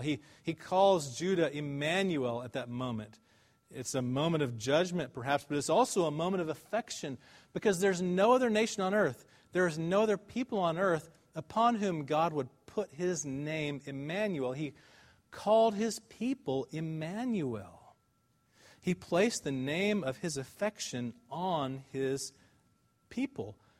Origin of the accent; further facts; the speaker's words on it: Dallas, Texas, United States; I'm from Dallas. I went to Highland Park High School